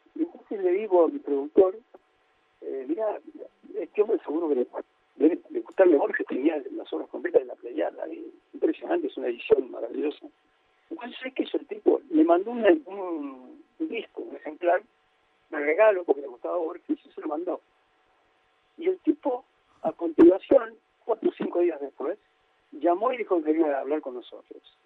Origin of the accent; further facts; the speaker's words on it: Cruz del Eje, Córdoba, Argentina; moved away; also born or lived in Paris; el día que me fui de Cruz del Eje, me fueron a despedir mi madre y mis hermanos